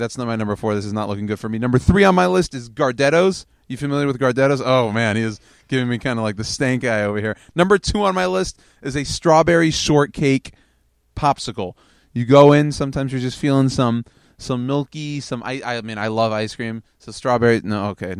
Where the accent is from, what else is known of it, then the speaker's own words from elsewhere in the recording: the South, United States; I'm from the South.